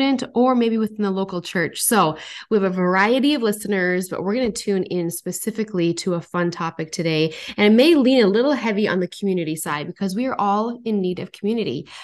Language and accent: English; North Dakota, United States; moved away as an adult; now in Minnesota, United States; I'm from North Dakota and I, I left and I moved to Minnesota